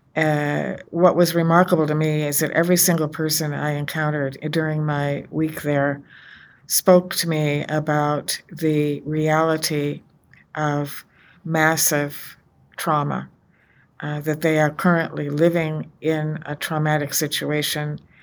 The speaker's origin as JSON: {"language": "English", "country": "United States", "said": "as an American, as a woman of faith"}